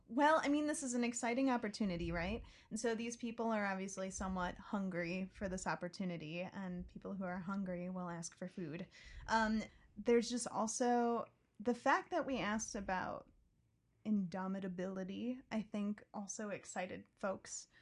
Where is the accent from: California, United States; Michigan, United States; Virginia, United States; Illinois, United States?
Illinois, United States; southwest suburbs of Chicago; I grew up in the southwest suburbs, about forty-five minutes away from Chicago